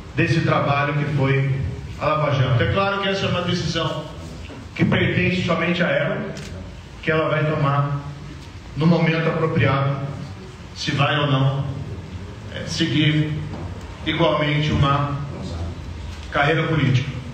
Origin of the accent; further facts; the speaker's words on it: Paraná, Brazil; also born or lived in São Paulo; Aqui foi onde eu nasci, cresci, constituí minha família